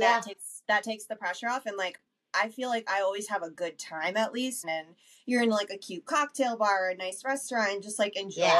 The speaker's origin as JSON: {"language": "English", "town": "New York City", "region": "New York", "country": "United States", "tie": "born or raised there", "also_born_or_lived": "Westchester, New York", "moved": "as an adult", "lives_now": "Denver, United States", "said": "I grew up in the Bronx."}